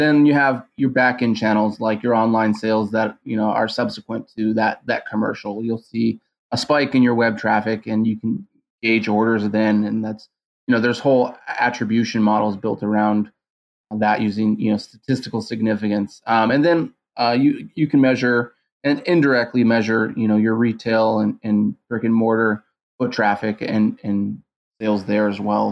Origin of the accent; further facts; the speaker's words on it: San Diego, California, United States; I was actually born and raised in San Diego